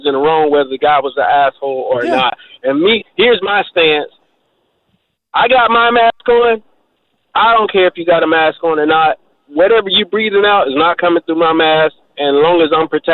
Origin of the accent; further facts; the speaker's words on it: Jacksonville, Florida, United States; I'm from Florida, Jacksonville, Florida